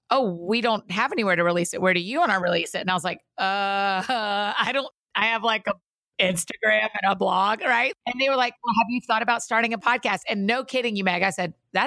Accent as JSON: {"language": "English", "town": "Atlanta", "region": "Georgia", "country": "United States", "tie": "born or raised there", "moved": "yes", "lives_now": "Nashville, United States", "said": "We grew up in Atlanta."}